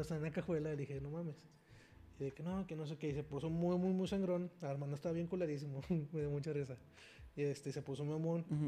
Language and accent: Spanish; Mexico; como mexicanos, somos una población muy herida